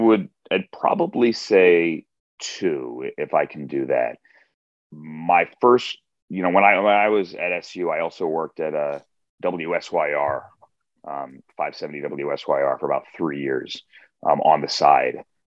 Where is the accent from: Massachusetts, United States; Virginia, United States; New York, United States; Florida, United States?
Virginia, United States; Reston; I grew up in Reston, Virginia, in suburban Washington, D.C., that area, Fairfax County.